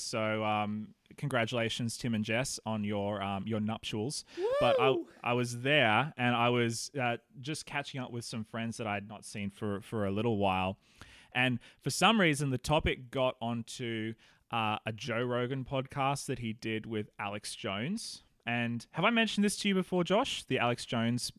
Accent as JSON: {"language": "English", "country": "Australia", "moved": "yes", "lives_now": "New Zealand", "said": "Australians like you and me"}